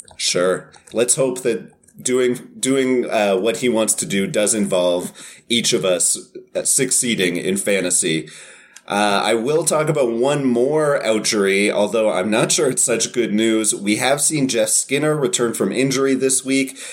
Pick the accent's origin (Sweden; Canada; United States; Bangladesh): Canada; I'm Canadian